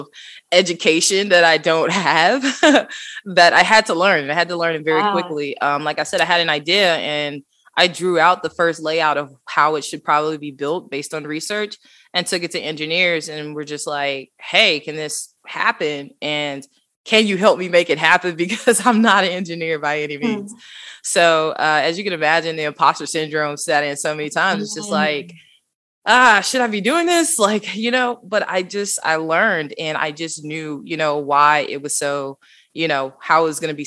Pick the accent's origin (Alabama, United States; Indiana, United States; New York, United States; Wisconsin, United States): Alabama, United States; Huntsville; now in Atlanta, United States; I grew up in Huntsville, Alabama. I am the only one out of my siblings and my parents that were actually born in Alabama.